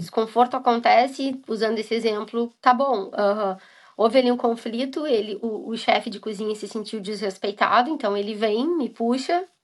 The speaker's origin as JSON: {"language": "Portuguese", "country": "Brazil", "moved": "yes", "lives_now": "Scotland", "said": "eu enquanto brasileira vou trabalhar numa empresa alemã"}